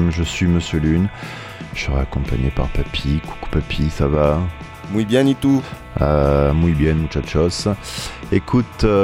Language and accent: French; Italy; Bah, en tant qu'Italien, je suis un vrai latin, quoi.